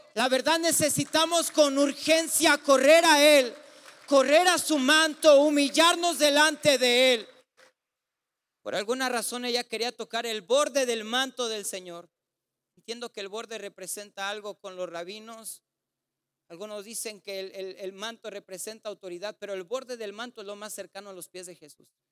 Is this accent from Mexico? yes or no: yes; Ciudad Juárez, Chihuahua, Mexico; somos de Juárez